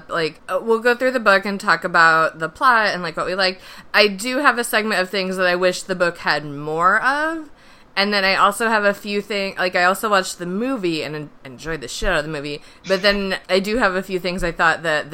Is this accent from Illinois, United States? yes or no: yes; Illinois, United States; moved away; also born or lived in Indiana; I'm from Illinois, and then I spent some time living in Indiana